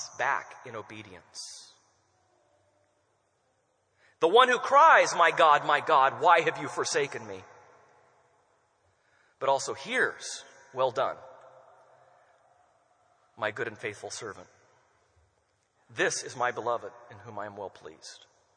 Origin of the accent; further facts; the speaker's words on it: United States; us as American Christians.